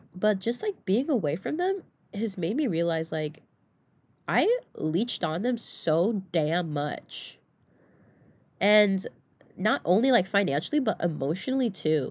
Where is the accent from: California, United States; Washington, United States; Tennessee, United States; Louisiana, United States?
California, United States; Southern; moved away as an adult; now in Oregon, United States; I'm from Southern California